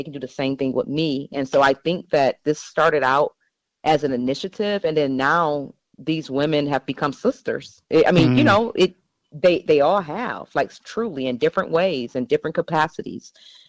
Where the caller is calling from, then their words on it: Seattle, Washington, United States; I'm calling you from Seattle again.